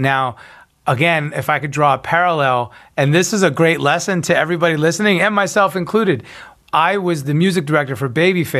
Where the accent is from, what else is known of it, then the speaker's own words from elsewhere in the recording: New York, United States; also born or lived in Nashville; now in Los Angeles, United States; I moved here from Nashville. I was originally from New York.